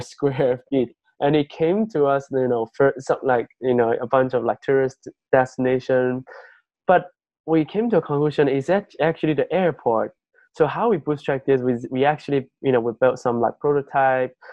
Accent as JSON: {"language": "English", "region": "Yunnan", "country": "China", "tie": "born or raised there", "moved": "yes", "said": "my hometown um, is in um, a province in mainland China called um, Yunnan"}